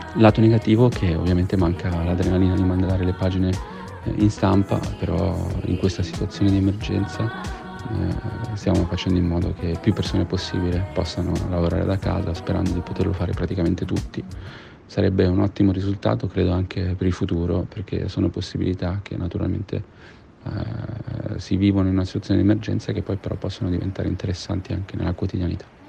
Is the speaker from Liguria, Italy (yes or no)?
yes; Genoa, Liguria, Italy; sono di Genova